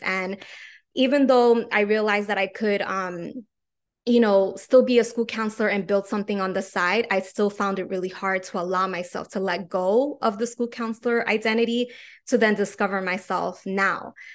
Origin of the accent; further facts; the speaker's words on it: New York City, New York, United States; I am from New York City.